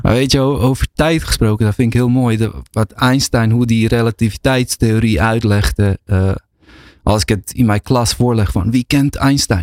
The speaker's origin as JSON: {"language": "Dutch", "country": "Netherlands", "tie": "born or raised there", "also_born_or_lived": "Bosnia", "said": "schouw mezelf wel als gewoon Nederlander. Iemand die hier opgegroeid is en woont"}